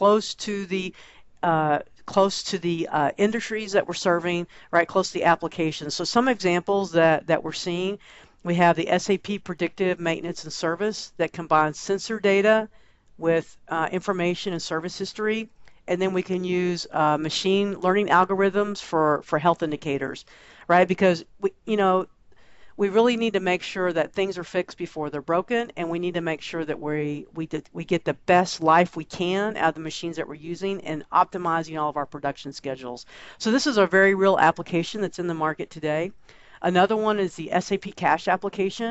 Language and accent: English; Texas, United States; I'm a Texan and born in the U.S.